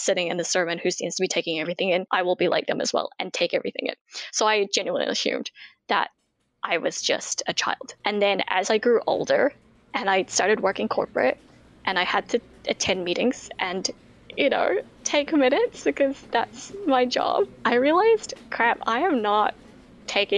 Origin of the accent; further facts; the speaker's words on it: Auckland, New Zealand; also born or lived in Jakarta, Indonesia; I was born in Indonesia, as I mentioned, but yeah, pretty much raised in New Zealand